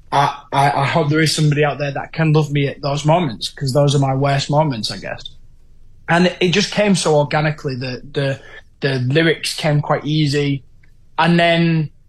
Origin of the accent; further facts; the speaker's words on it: Hull, Yorkshire and the Humber, United Kingdom; my hometown of Hull